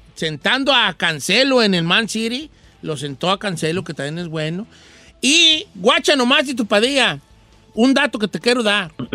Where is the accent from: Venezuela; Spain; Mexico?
Mexico; Nosotros como mexicanos